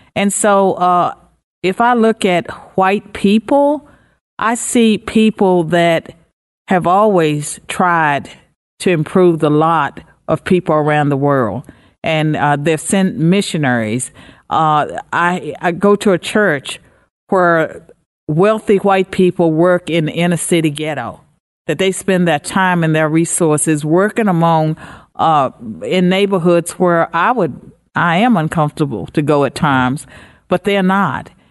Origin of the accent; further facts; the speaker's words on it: United States; I'm an American